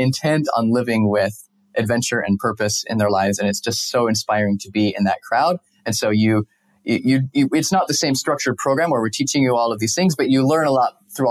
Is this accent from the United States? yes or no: yes; Salt Lake City, Utah, United States; moved away as an adult; also born or lived in Costa Rica / Mexico; I grew up in Salt Lake